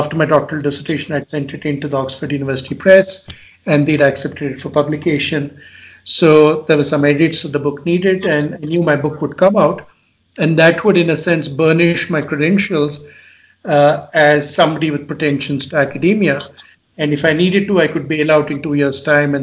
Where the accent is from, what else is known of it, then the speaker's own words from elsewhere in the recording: India; moved away as an adult; also born or lived in England; my home country of India in the 5 years that I'd been away doing my master's and doctorate in England